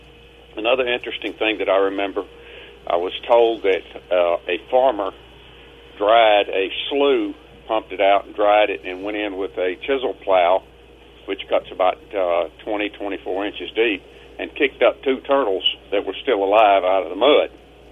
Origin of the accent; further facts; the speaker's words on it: Greenville, United States; now in Macon, Tennessee, United States; I'm from Greenville